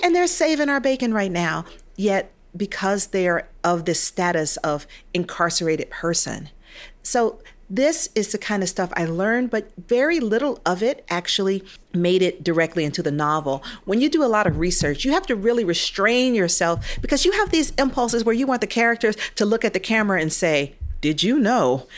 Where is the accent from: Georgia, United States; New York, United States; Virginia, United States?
Georgia, United States; Atlanta; also born or lived in Nigeria; I grew up in Atlanta, hometown of Martin Luther King